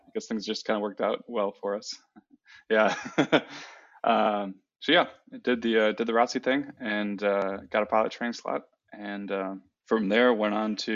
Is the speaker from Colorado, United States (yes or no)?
no; Wisconsin, United States; moved away; I am originally from Wisconsin, a small town in Wisconsin, born and raised